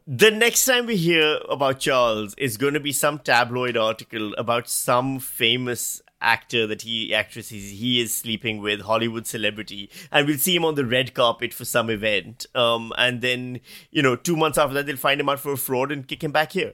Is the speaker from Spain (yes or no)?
no; Pakistan; now in Australia; I'm Pakistani. I was born in Pakistan, I grew up in Pakistan.